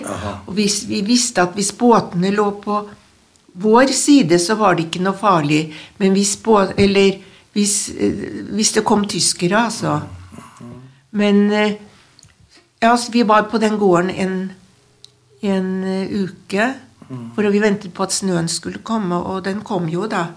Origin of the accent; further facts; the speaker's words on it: Trondheim, Trøndelag, Norway; jeg er oppvokst i, en, uh, i Trondheim, i, midt i byen